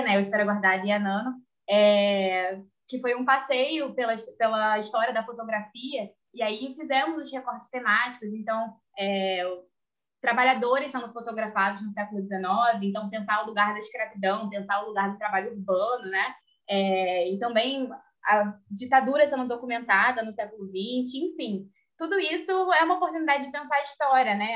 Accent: Rio de Janeiro, Brazil; Eu sou do Rio.

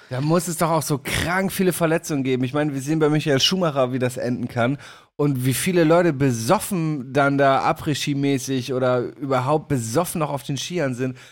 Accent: Damme, Lower Saxony, Germany; aus meiner Heimat

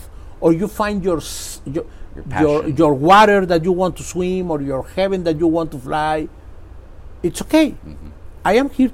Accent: Mexico; moved away as an adult; I am from Mexico

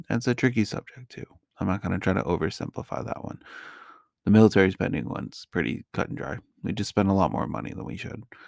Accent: just outside New York City, Connecticut, United States; also born or lived in Chicago area / Georgia; now in Orlando, United States; I was born and raised just outside of New York City. in Connecticut, that's sixty miles away.

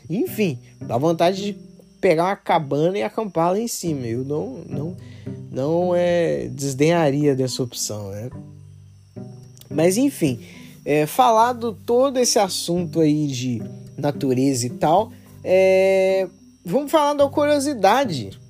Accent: Betim, Minas Gerais, Brazil; porque eu sou de Betim. Betim é uma cidade industrial

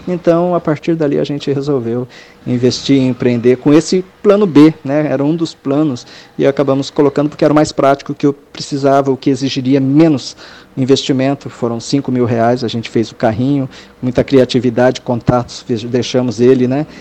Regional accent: Brazil; moved away as an adult; also born or lived in Japan; eu, sendo brasileiro no Japão

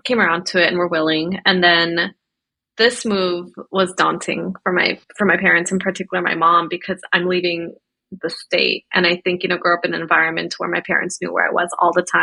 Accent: Bay Area, California, United States; moved away as an adult; now in Seattle, United States; a Pakistani Muslim woman that was being raised in the Bay Area by first generation immigrants

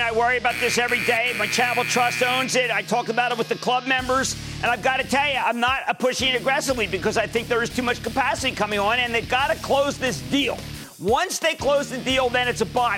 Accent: New Jersey, United States; New Jersey, my home state

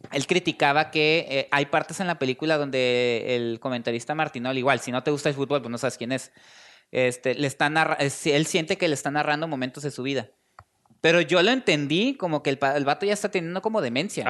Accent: Mexico; los mexicanos, pues sí tenemos una afición fuerte por el fútbol

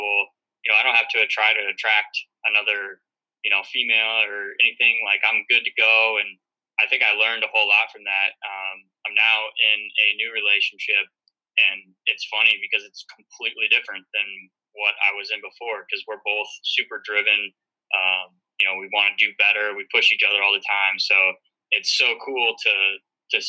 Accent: St. Louis, Missouri, United States; moved away as an adult; now in north of New York City, United States; I'm from St. Louis, Missouri.

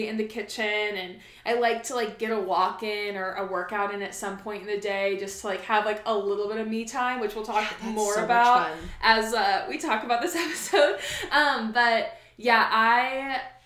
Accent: Oregon, United States; moved away as an adult; also born or lived in Arizona; I grew up in Oregon

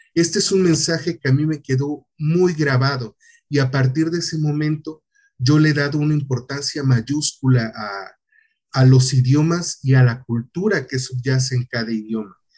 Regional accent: Tihuatlán, Veracruz, Mexico; moved away as an adult; also born or lived in Poza Rica / Xalapa; yo vengo de un municipio muy pequeño de, de Veracruz

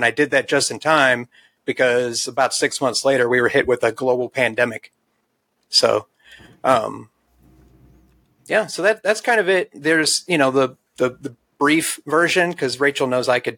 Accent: St. Louis, Missouri, United States; moved away as an adult; I came from St. Louis, Missouri, born, raised in the city

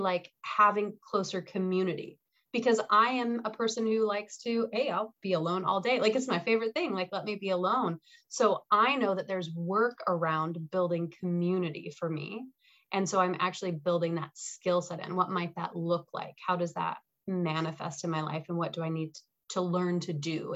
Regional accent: Salt Lake City, Utah, United States; now in Wisconsin, United States; there's these beautiful mountains where I grew up in Salt Lake City

